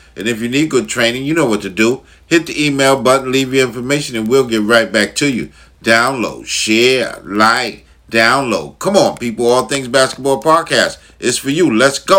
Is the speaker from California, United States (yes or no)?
no; Long Island, New York, United States; That's where I'm from. I'm from the New York area. Long Island to be exact.